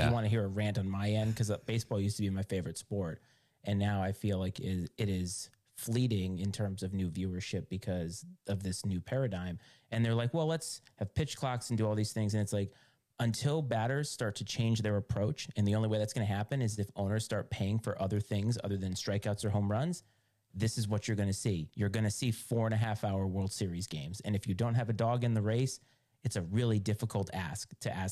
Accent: Ireland; As an Irish person, I won't think of that as cultural appropriation.

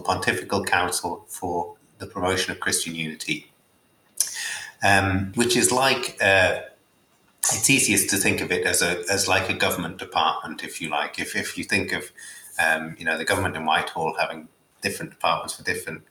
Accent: Newcastle upon Tyne, North East England, United Kingdom; moved away as an adult; also born or lived in London / Durham; I was born in Newcastle, a fairly typical Catholic family, grew up attending the local Catholic schools

